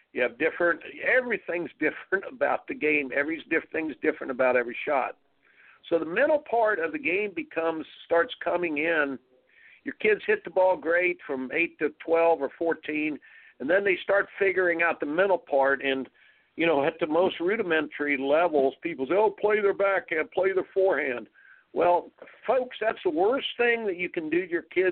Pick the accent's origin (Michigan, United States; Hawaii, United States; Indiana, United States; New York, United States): Indiana, United States; I grew up in Indiana